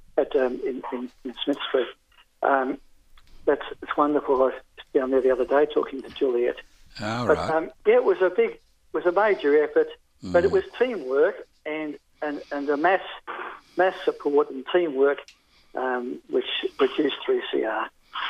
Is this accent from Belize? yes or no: no; Melbourne, Victoria, Australia; moved away as an adult; now in New South Wales, Australia; I was born in Northcote, 21 Tannergrove, Northcote